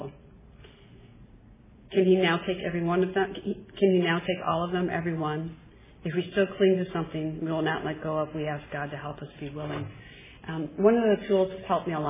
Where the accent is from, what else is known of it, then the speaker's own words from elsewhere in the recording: Midwest, United States; I'm from the Midwest